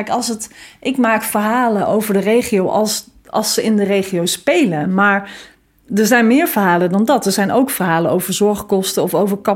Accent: Groningen, Netherlands; maar ik kom uit Groningen, hoor. ik woon in de stad.

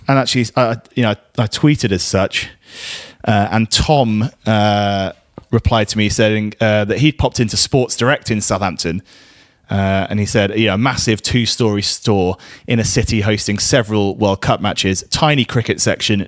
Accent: Guernsey; we're in Guernsey here. We're from Guernsey

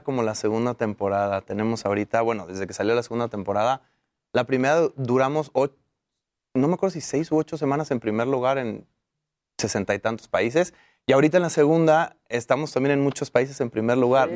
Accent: Mexico; todos somos mexicanos de ahí

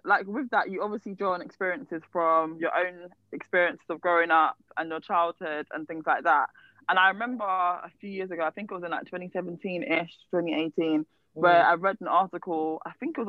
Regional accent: London, United Kingdom; I'm from Croydon. Representing for myself, London massive.

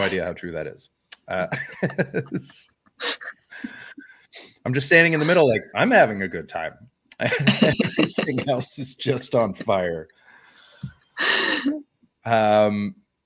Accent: West Coast, British Columbia, Canada; moved away as an adult; also born or lived in Montreal, Canada; now in Ireland; I'm from the West Coast

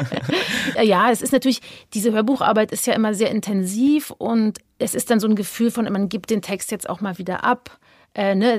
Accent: Berlin, Germany; ich bin ja in Ostberlin groß geworden

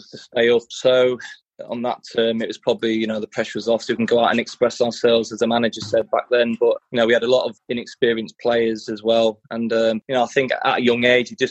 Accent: Brigg, Yorkshire and the Humber, United Kingdom; moved away as an adult; also born or lived in London / Broughton; now in Australia; I was born in London, yeah, Wembley. And then my parents split up, so I ended up following my mother up north and settled in an area called Broughton for a year or two. Then moved to Brigg

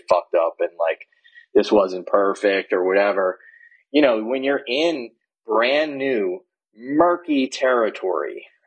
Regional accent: New Orleans, Louisiana, United States; I grew up in the Deep South. I grew up in New Orleans

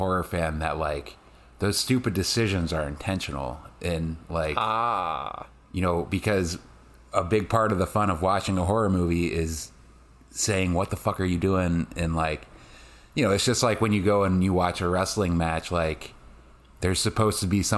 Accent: Central Illinois, United States; I grew up in Central Illinois

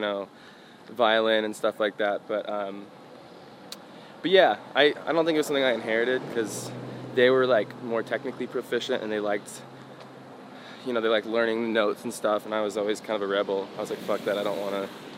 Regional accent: Portland, Oregon, United States; I was born in Portland, Oregon

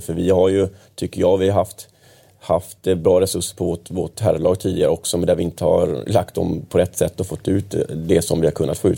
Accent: Kalmar, Kalmar County, Sweden; now in Stockholm, Sweden; Jag kommer från en division två-förening hemma i Kalmar

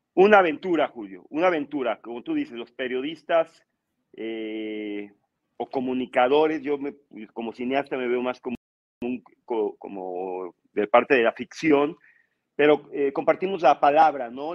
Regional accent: Mexico

